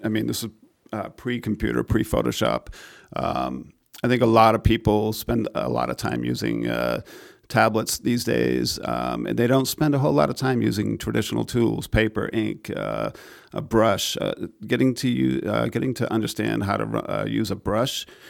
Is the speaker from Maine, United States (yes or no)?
yes; Maine, United States; I grew up in Maine